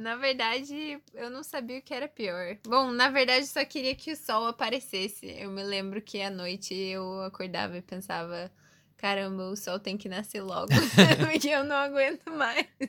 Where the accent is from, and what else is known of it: Curitiba, Paraná, Brazil